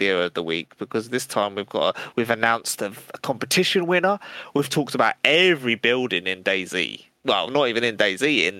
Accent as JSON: {"language": "English", "region": "England", "country": "United Kingdom", "said": "we are from England."}